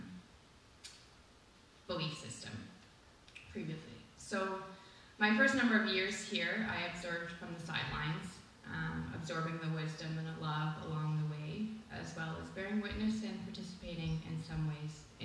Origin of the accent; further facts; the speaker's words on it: Ontario, Canada; moved away as an adult; now in St. Stephen, Canada; I attended private Christian schools predominantly of the same denomination, from junior kindergarten in Ontario, that starts for me at the age of 3, through to grade 12